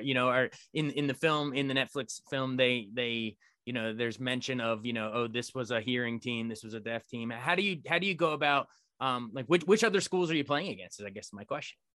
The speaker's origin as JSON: {"language": "English", "town": "Frederick", "region": "Maryland", "country": "United States", "tie": "born or raised there", "said": "my hometown of Frederick, Maryland"}